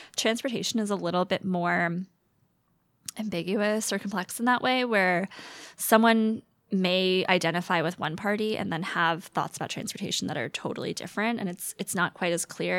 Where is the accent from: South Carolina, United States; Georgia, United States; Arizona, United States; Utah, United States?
Georgia, United States; Atlanta; moved away as an adult; now in Seattle, United States; I'm from the Metro Atlanta area, Metro, Metro Atlanta, um, and went to school in Georgia